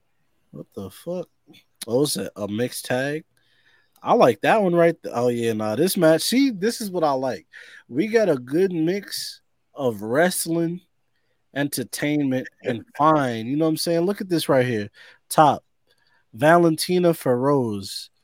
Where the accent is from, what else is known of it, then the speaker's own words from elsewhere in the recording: New York, United States; I'm from New York